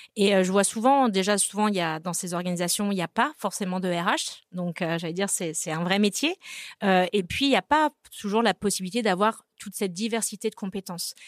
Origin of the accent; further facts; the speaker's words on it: Brittany, France; moved away; also born or lived in Rennes; Je suis bretonne